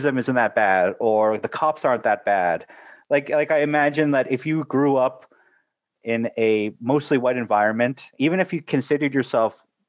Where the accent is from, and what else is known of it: Canada